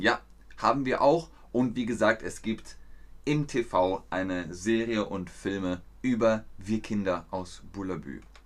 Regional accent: Markt Schwaben, Bavaria, Germany; Ich bin in Markt Schwaben zur Schule gegangen

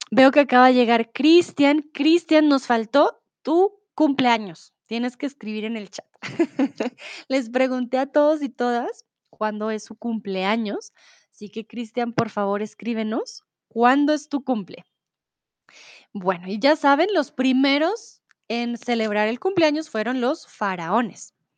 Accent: Bogotá, Colombia; soy de Colombia, de Bogotá

